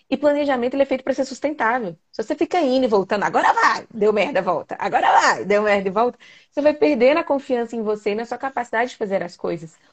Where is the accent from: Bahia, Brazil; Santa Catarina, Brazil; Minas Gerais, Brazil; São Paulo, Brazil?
Minas Gerais, Brazil; Belo Horizonte; Se tô saindo de Minas, tá, gente? Eu sou de BH.